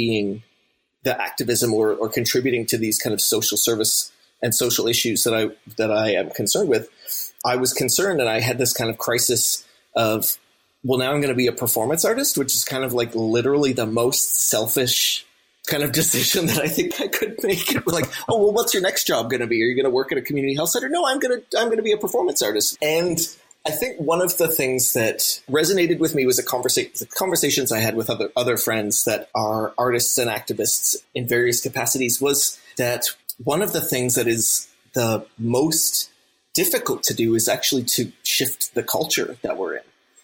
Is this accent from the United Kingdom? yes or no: no; St. John's, Newfoundland and Labrador, Canada; as a teenager growing up in Newfoundland in St. John's